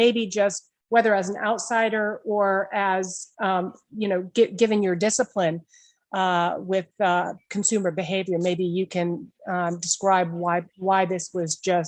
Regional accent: Massachusetts, United States; I grew up in Massachusetts

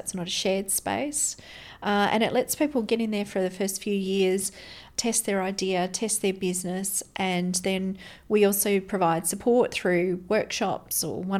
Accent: Brisbane, Queensland, Australia; born there; I was born in Brisbane.

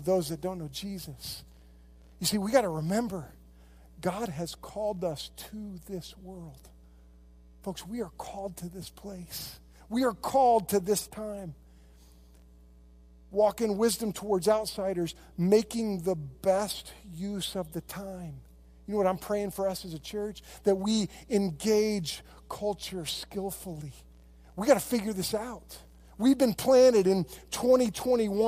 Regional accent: United States; I love being an American. I love being here. And I love my country

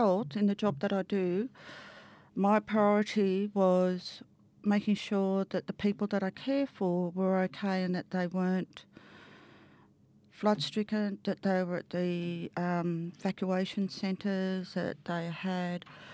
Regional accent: Lismore, New South Wales, Australia; also born or lived in Yamba; our country is Waibul Widjibul, which is Lismore Dunoon

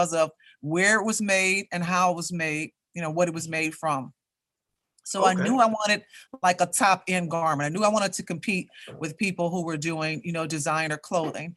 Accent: Chicago, Illinois, United States; I grew up on the West Side of Chicago. I attended Chicago public schools.

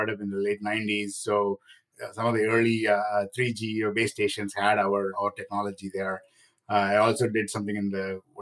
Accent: India; moved away; I grew up in India

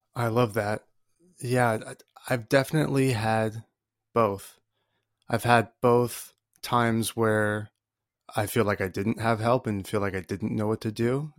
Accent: Colorado, United States; I'm from Colorado

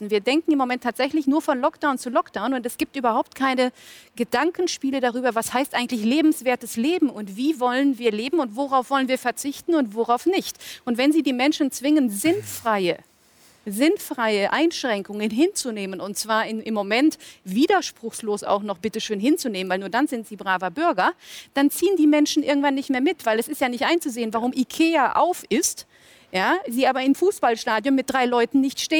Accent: Germany; wir haben, also zumindest bei uns in Deutschland

